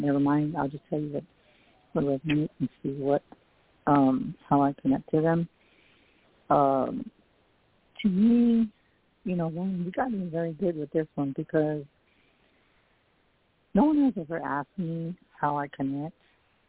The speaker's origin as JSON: {"language": "English", "town": "San Antonio", "region": "Texas", "country": "United States", "said": "I'm psychic medium from San Antonio, Texas."}